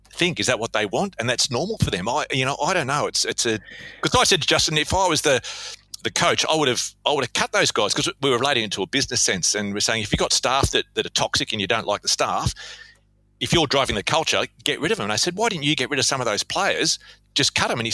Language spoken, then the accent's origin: English; Australia; now in Perth, Australia